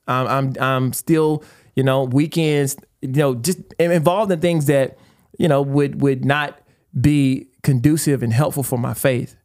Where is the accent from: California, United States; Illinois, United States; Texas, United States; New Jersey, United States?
Texas, United States; East; we are Texans, man. Like, we grew up in East Texas